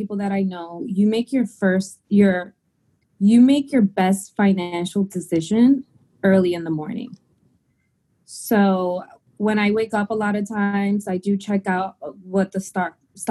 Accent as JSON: {"language": "English", "country": "Dominican Republic", "moved": "yes", "lives_now": "United States", "said": "I am an immigrant, and we're from the Dominican Republic"}